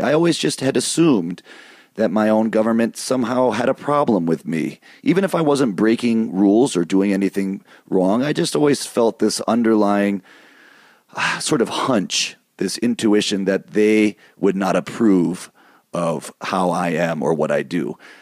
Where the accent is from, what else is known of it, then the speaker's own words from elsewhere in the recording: Michigan, United States; moved away; also born or lived in East Coast; I grew up in Michigan.